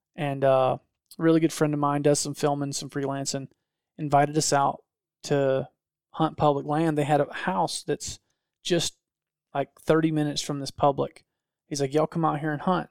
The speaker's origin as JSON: {"language": "English", "region": "Georgia", "country": "United States", "said": "I'm a redneck from Georgia"}